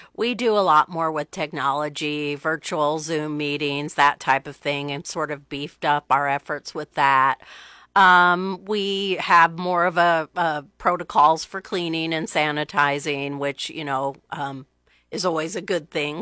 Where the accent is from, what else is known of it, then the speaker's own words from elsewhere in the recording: Omaha, Nebraska, United States; now in Lincoln, United States; I'm from Omaha. Okay. Um, grew up in Omaha.